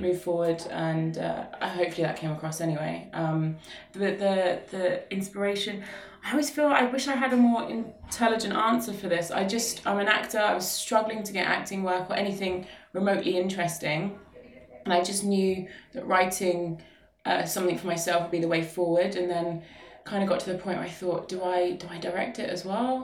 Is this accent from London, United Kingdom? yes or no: no; Luton, East of England, United Kingdom; Luton is my hometown. Um, I was born and raised here